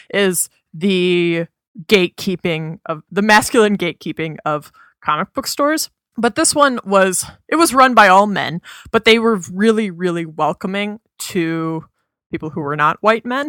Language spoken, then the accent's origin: English; Minnesota, United States; I grew up in Minnesota